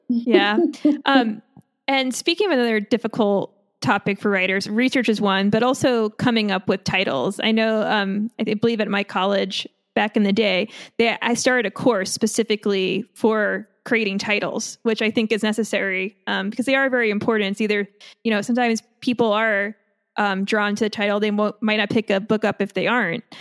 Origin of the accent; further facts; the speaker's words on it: Long Island, New York, United States; I'm from Long Island